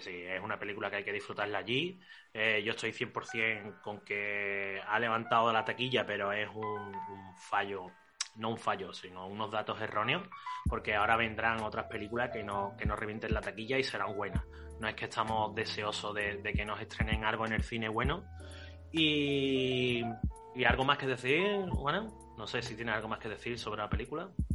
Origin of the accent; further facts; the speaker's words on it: Spain; somos malos españoles